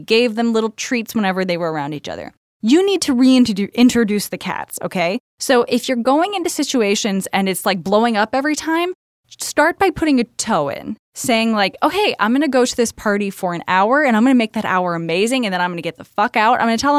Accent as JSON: {"language": "English", "region": "Tennessee", "country": "United States", "said": "no, I talk about the fact that I'm from Tennessee constantly."}